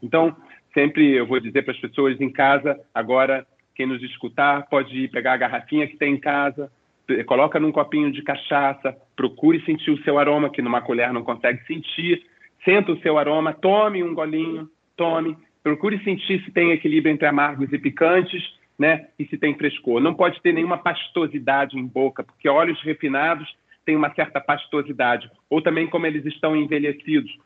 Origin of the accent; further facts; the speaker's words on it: Rio de Janeiro, Brazil; eu como um bom carioca da gema que sou